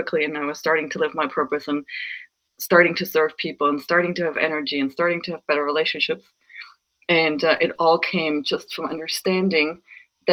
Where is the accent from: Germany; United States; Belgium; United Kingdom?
Germany; moved away; I was raised Lutheran in Germany